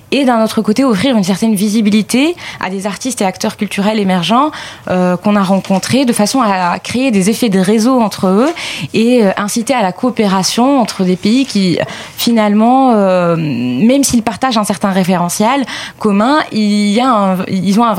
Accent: Lebanon; j'ai certes des origines arméniennes, je suis libanais avant tout

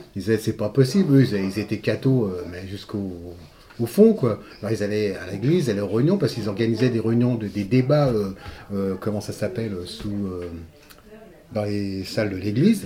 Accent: Montreuil, Île-de-France, France; also born or lived in Guadeloupe; je suis arrivé à Montreuil euh, le 5 juillet 1957, à 5 ans. Je suis arrivé par la rue de la Marlane. Je venais de la Guadeloupe

